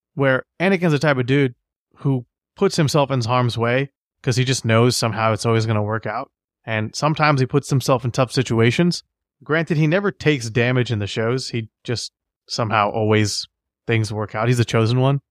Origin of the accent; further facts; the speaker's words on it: United States; as an American